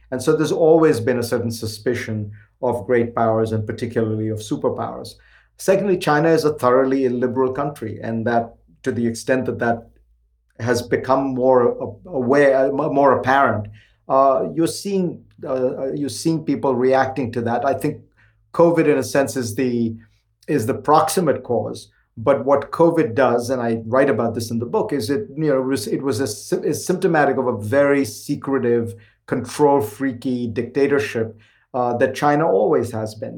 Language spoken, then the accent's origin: English; India; now in United States; When I was growing up in India